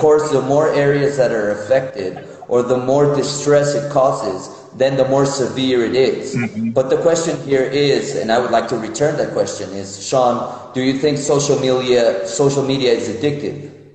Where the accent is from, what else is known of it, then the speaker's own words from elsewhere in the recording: Mexico City, Mexico; moved away as an adult; also born or lived in United States / Israel; now in Minneapolis, United States; I was born in Mexico City, and I've lived both in Mexico, in the United States, and in Israel